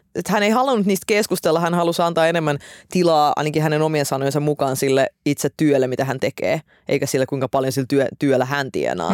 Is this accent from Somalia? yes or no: no; Estonia; now in Finland; mä oon syntynyt Virossa